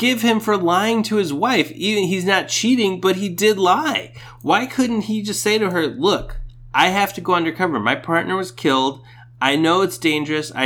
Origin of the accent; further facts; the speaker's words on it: Orange County, California, United States; I'm from Orange County